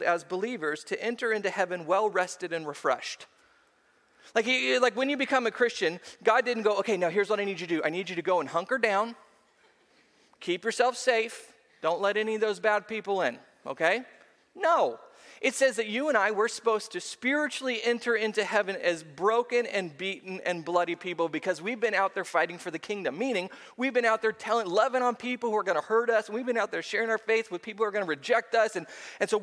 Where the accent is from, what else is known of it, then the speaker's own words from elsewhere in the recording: Seal Beach, California, United States; I grew up at the beach. I was raised in Seal Beach.